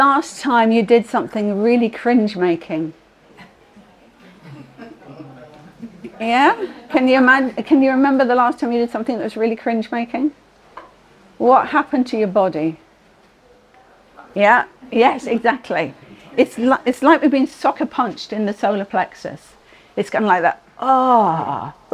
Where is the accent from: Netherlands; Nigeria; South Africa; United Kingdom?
United Kingdom; we're all British